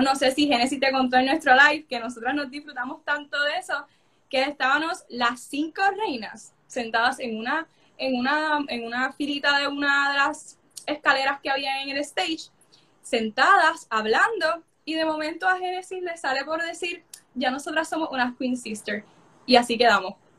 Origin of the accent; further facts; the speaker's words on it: Coamo, Puerto Rico; soy de Puerto Rico, de Coamo, de las aguas termales